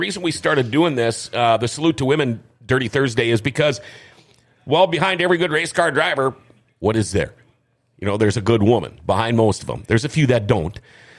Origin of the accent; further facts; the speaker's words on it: Minnesota, United States; also born or lived in Mayville, North Dakota; I was 19 years old. Granted, the drinking age turned from, you know, I'm a Minnesotan, so the drinking age was 19.